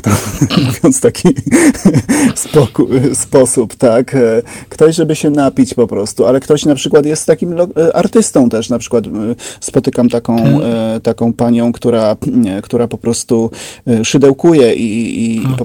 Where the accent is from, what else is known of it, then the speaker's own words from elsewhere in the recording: Szerzyny, Subcarpathian Voivodeship, Poland; moved away as an adult; also born or lived in Trzcinica / Kraków; ja pochodzę z Podkarpacia